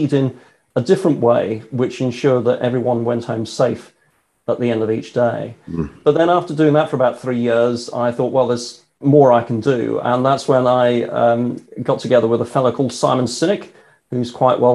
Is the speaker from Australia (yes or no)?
no; United Kingdom; I not only live in the UK, I'm British.